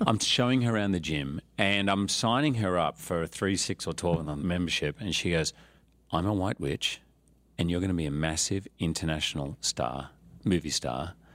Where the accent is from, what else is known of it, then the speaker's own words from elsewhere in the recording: Australia; I was born in Australia, but when I was eight, mum left and went back to live in England